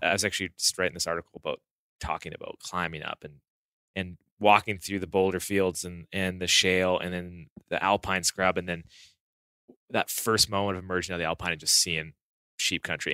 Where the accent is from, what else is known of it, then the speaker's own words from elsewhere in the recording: Southern Alberta, Canada; I grew up in Southern Alberta.